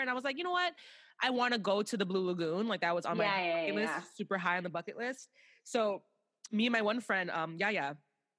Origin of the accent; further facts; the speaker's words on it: Chicago, Illinois, United States; I'm from America, I'm from Chicago